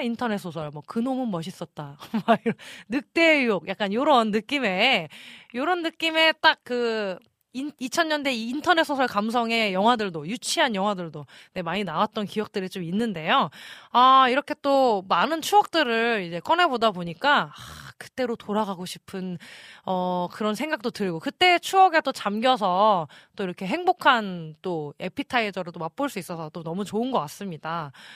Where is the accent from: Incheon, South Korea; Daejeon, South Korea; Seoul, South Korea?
Incheon, South Korea; moved away; 초등학생 때다 보니까 저는 인천에서 살았었거든요